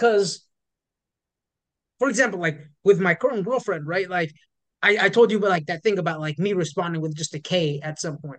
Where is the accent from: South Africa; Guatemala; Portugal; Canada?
Canada; Toronto, Ontario; moved away as an adult; now in United States; I grew up in Toronto